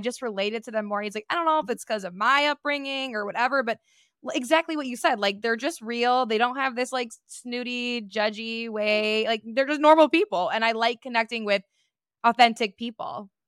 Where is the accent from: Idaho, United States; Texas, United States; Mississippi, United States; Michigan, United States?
Michigan, United States; Detroit; growing up in the Metro Detroit area